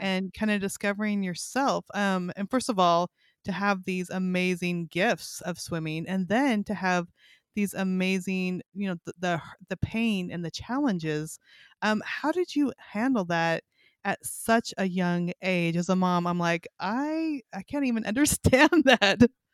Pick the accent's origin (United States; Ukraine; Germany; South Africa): United States; California; moved away as an adult; also born or lived in Kalispell, Montana; now in Arkansas, United States; I grew up in California, then we lived in Montana